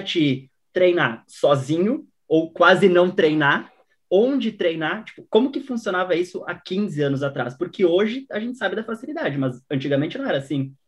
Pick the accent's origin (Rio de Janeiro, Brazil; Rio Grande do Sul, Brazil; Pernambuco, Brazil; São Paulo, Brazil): Rio Grande do Sul, Brazil; eu sou do Rio Grande do Sul